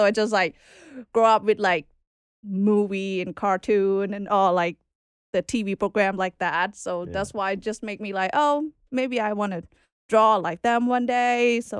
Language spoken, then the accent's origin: English; Bangkok, Thailand; moved away as an adult; I was born in Bangkok, Thailand. Okay. Yeah, capital. Born and raised there for like 25 years.